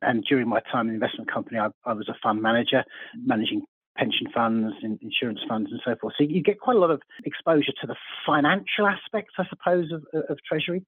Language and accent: English; Surrey, South East England, United Kingdom; born and bred in Surrey